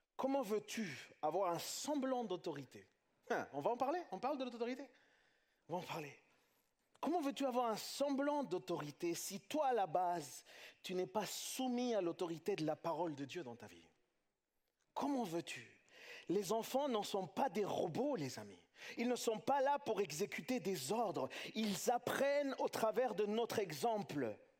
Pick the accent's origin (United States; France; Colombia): France; chez nous en France